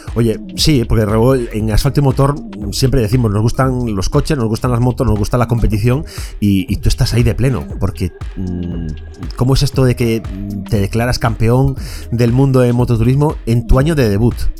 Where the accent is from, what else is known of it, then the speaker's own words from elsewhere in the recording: Vigo, Galicia, Spain; a los que somos de Vigo